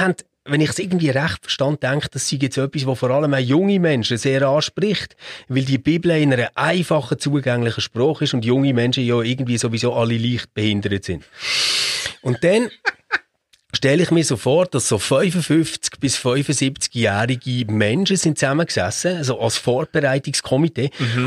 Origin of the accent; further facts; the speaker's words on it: Switzerland; bei uns in der Schweiz